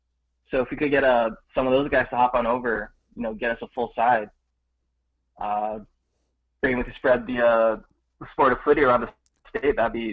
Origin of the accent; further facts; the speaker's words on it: Mililani, Hawaii, United States; now in Honolulu, United States; So yeah, where I grew up was pretty much a suburb. You know, it was really good. Growing up, it was pretty much beach every weekend, playing outside with your friend